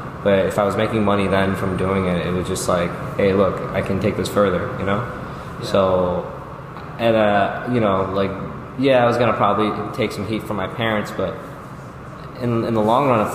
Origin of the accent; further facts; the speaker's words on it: New York City, New York, United States; growing up in Jamaica, Queens